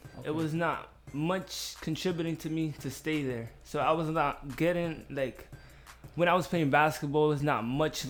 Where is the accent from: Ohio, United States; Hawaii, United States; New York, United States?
New York, United States; New York City; moved away as an adult; now in Reading, United States; I'm from the Bronx, New York. Born and raised.